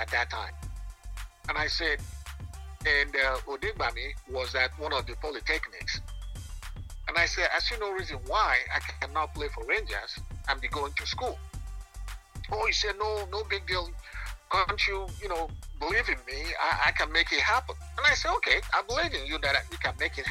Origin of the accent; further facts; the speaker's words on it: Lagos, Nigeria; moved away as an adult; also born or lived in Enugu / United States; I was born in Lagos